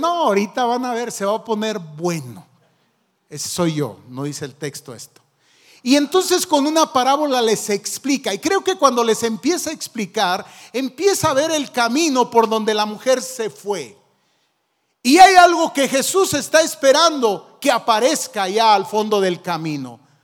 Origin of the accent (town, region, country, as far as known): Zacapu, Michoacán, Mexico; born or raised there